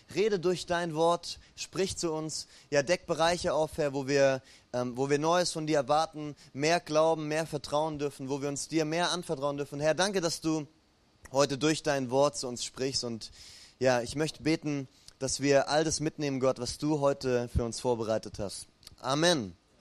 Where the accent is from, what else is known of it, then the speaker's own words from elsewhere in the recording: Ulm, Baden-Württemberg, Germany; moved away; bei mir in meiner alten Heimatstadt Ulm gibt's die Dreifaltigkeitskirche